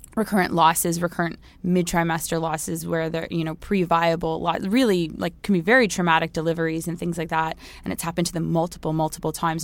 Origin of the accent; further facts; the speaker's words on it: Toronto, Ontario, Canada; moved away as an adult; also born or lived in Halifax, Nova Scotia; I'm from Toronto. That's where I grew up